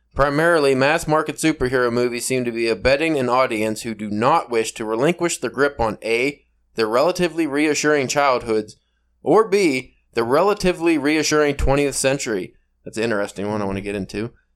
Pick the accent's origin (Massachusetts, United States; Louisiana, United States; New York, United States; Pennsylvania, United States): Pennsylvania, United States; Pittsburgh; accent: Pittsburgh East style; my awful Pennsylvania, Pittsburgh East style accent